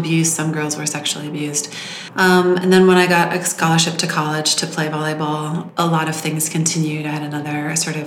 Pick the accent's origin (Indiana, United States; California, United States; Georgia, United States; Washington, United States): California, United States; Southern; I grew up in Southern California